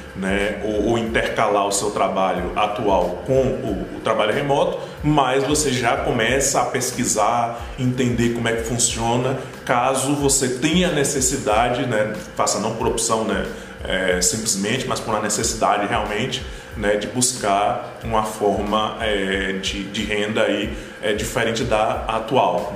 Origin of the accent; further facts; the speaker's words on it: Brazil; first language Portuguese; Aqui no Brasil, como o Brasil é muito grande, né? Existe uma, uma, questão cultural, né? tanto em relação ao porte do país, quanto em relação à língua da gente, né? pelo fato da gente falar português